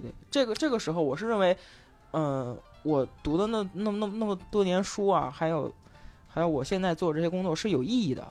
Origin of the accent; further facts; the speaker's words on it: Henan, China; 我河南人，我们晚上有晚自习